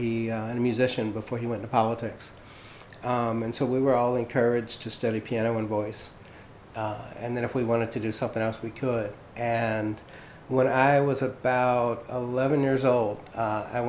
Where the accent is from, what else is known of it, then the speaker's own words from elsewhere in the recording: Lafayette, Louisiana, United States; moved away as an adult; now in New Orleans, United States; Originally, I'm from Lafayette. I grew up there